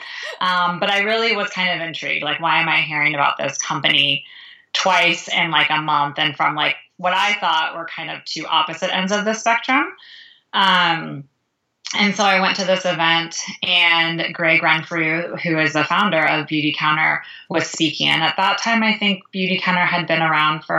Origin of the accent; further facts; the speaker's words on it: California, United States; now in Chicago, United States; I live in Chicago, Illinois, although I am originally from California.